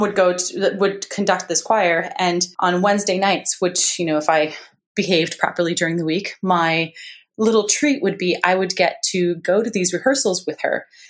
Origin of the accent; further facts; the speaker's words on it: Montreal, Quebec, Canada; now in Victoria, Canada; growing up in Montreal